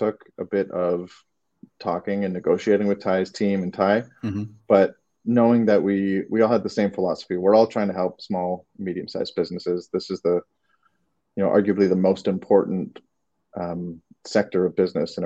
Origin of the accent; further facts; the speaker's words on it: Toronto, Ontario, Canada; moved away as an adult; now in Los Angeles, United States; I don't know if you can tell from my accent if it's come out yet, but I'm from Toronto